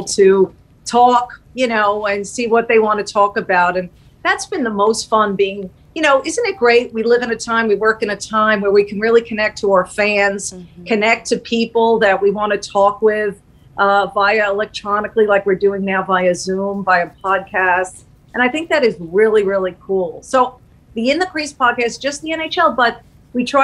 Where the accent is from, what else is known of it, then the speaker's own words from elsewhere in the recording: Long Island, New York, United States; I grew up on Long Island. As I told you, I'm a New York girl